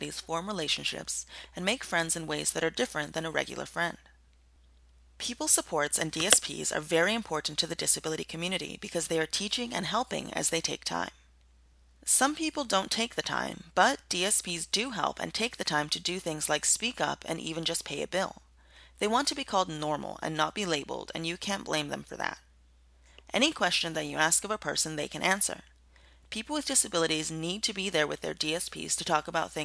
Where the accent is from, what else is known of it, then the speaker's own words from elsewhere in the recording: Fitzgerald, Georgia, United States; I'm from Fitzgerald, Georgia.